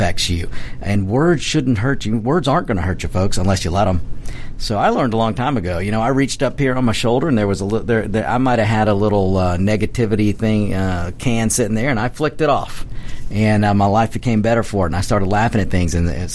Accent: United States; I'm an American. I'm a red-blooded American

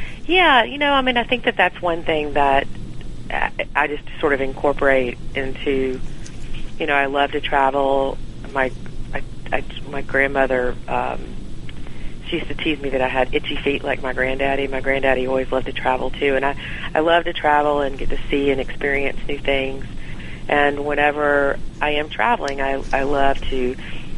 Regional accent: Evans, Georgia, United States; So I am a Georgia native. My family lives in around the Augusta area in a little town outside of it

